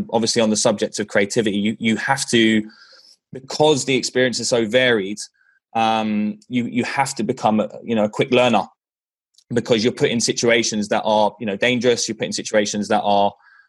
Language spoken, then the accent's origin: English; London, United Kingdom; moved away; as you can tell by my accent, from England, from London, England, actually from Northwest London.